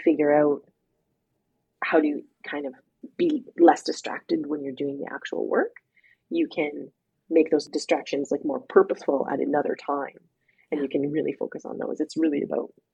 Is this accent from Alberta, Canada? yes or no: yes; Alberta, Canada; I grew up in Alberta